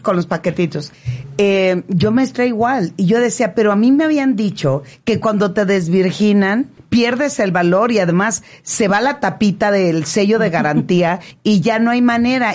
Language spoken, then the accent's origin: Spanish; Culiacán, Sinaloa, Mexico; moved away; also born or lived in Navolato; yo nací ahí en Culiacán, cerquita en un pueblo que se llama Sataya